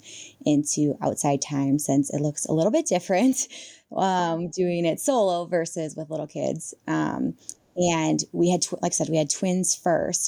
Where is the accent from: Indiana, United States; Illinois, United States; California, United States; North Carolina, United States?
Illinois, United States; I grew up in Illinois